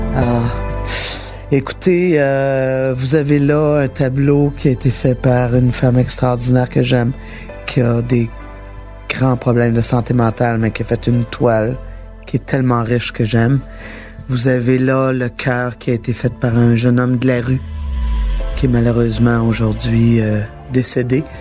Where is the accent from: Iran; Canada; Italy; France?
Canada; Quebec; je suis fière d'être québécoise